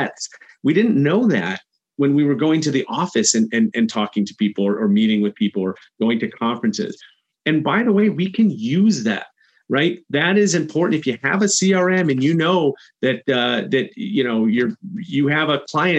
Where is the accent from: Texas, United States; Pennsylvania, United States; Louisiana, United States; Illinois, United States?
Illinois, United States; Chicago; I'm from Chicago